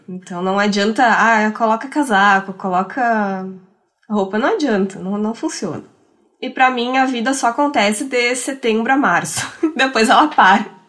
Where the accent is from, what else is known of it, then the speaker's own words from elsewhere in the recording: Rio Grande do Sul, Brazil; accent: gaúcho, western border family accent; Quem é gaúcho também consegue reconhecer meu sotaque e, e sabe de qual região do estado que eu sou